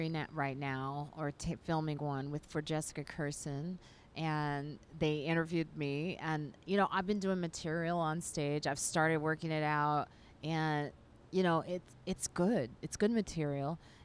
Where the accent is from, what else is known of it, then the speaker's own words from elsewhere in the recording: Chicago, Illinois, United States; I'm from Chicago, which is the home of house music.